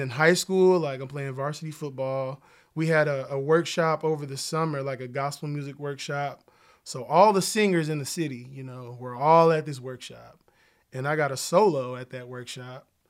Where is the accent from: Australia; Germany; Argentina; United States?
United States; Oklahoma City, Oklahoma; I grew up in Oklahoma City